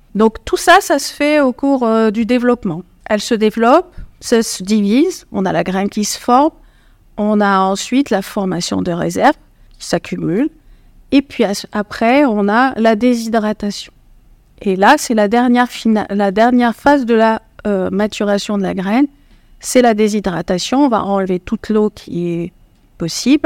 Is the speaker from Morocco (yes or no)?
yes; Morocco; moved away as an adult; now in France; moi, je suis marocaine, franco-marocaine, et j'ai fait ma maîtrise au Maroc